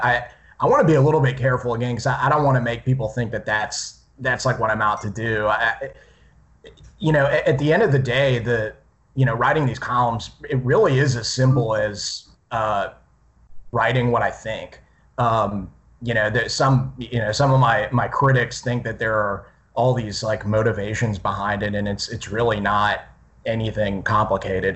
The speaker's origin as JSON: {"language": "English", "town": "Slidell", "region": "Louisiana", "country": "United States", "tie": "born or raised there", "moved": "as an adult", "lives_now": "Jacksonville, United States", "said": "I'm actually from Slidell, which is right outside New Orleans. So we're both uh, Gulf Coast kids"}